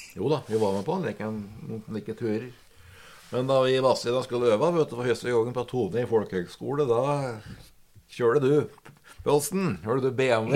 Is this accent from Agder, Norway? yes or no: no; Kapp, Innlandet, Norway; Jeg er fra Kapp, da, og det har vel preget mye av repertoaret vårt opp gjennom åra